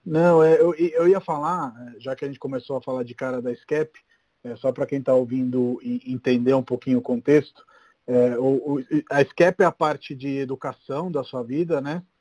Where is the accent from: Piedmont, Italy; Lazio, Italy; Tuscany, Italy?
Lazio, Italy; Rome; moved away; cresci em Roma, né? Então Roma é uma cidade bem mais tranquila do que São Paulo